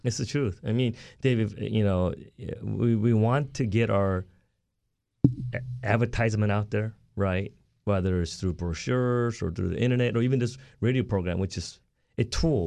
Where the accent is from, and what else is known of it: Southern California, United States; born or raised there; also born or lived in South Korea